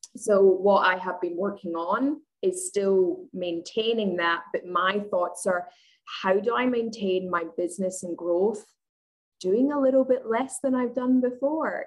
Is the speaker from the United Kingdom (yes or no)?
yes; Scotland, United Kingdom; moved away as an adult; now in Australia; I'm originally from Scotland, but I live in Australia. I've been here for eight and a half years.